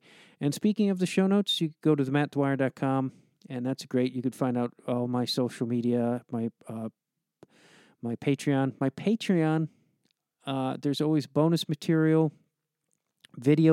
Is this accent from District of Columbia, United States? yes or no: no; Chicago, Illinois, United States; moved away as an adult; also born or lived in New York; now in Los Angeles, United States; I grew up in Chicago